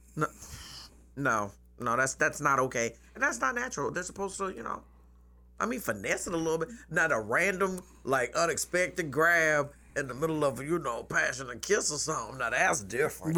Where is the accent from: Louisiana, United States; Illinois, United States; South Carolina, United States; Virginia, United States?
South Carolina, United States; Charleston; I'm from here, from Charleston. I grew up on James Island.